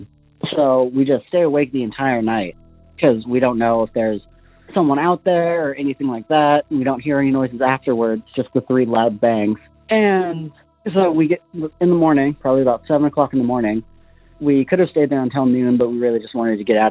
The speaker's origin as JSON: {"language": "English", "town": "Gold Beach", "region": "Oregon", "country": "United States", "tie": "born or raised there", "said": "I grew up in the Gold Beach area. I lived there for 10 years when I was younger."}